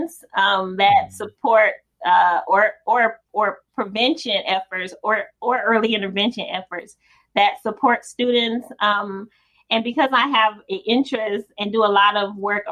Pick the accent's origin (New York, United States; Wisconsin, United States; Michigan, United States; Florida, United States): Michigan, United States; Detroit; the folks that were in my neighborhood when I grew up in Detroit